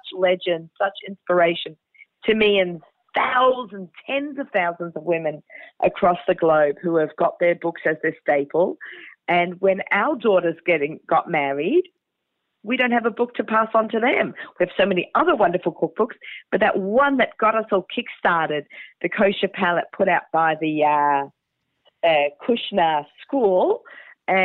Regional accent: Australia; I'm Australian

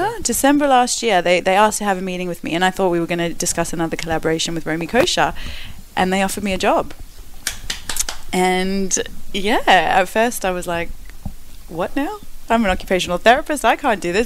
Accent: Perth, Western Australia, Australia; moved away as an adult; also born or lived in South Africa / Melbourne, Australia; now in London, United Kingdom; I grew up in Perth, Australia. Australia

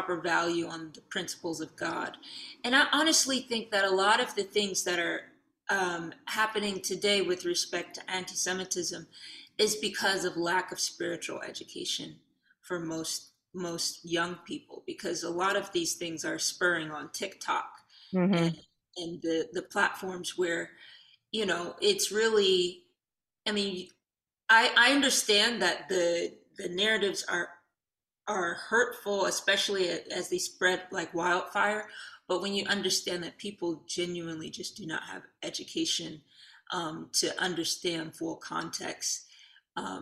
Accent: Detroit, Michigan, United States; we were born and raised in Detroit

